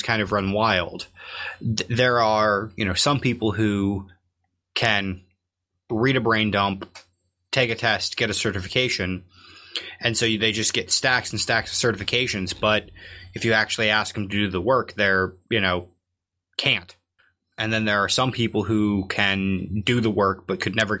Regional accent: Midwest, United States; moved away; I'm from the Midwest, but now I can drive like a half hour and be at the ocean.

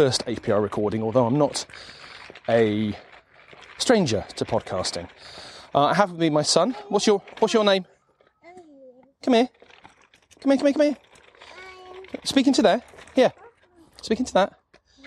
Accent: southern England, United Kingdom; now in South Yorkshire, United Kingdom; I'm not a South Yorkshire native. I'm actually from the south of the UK, you know. I'm from southern England

